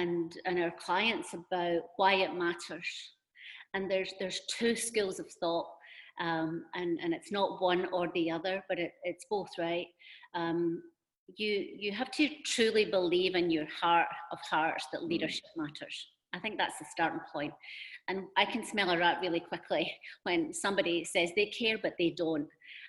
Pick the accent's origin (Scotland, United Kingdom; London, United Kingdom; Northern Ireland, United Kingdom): Scotland, United Kingdom; moved away as an adult; also born or lived in United States / China / Singapore; and then I moved to the US from Scotland and did a lot of work there around really HR operations, and then into talent.